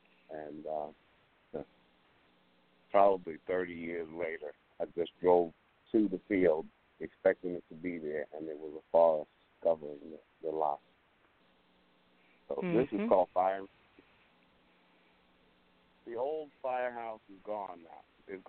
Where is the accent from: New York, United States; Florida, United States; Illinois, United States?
New York, United States; New York City; also born or lived in Harlem, New York; I am from the Bronx. I moved to the Bronx out of Harlem.